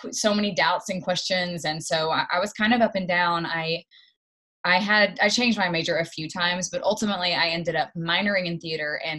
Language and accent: English; Knoxville, Tennessee, United States; moved away; I grew up in Knoxville, Tennessee. It's about two and a half hours outside of Nashville. A little bit of a small town, but it's kind of, it's so close to Nashville, and there's a university there